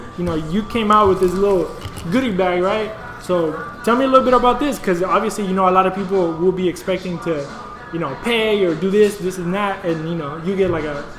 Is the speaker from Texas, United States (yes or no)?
yes; Katy, Texas, United States; I'm from Katy